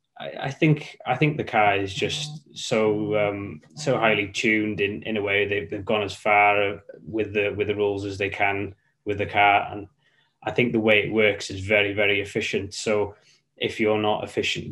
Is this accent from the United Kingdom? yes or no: yes; Welsh, Wales, United Kingdom; we're Welsh as well